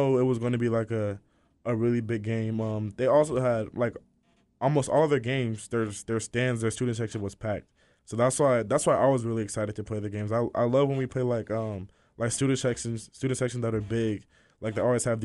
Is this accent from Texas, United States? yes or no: yes; Austin, Texas, United States; also born or lived in Los Angeles; I'm from Austin because I've been here most of my life too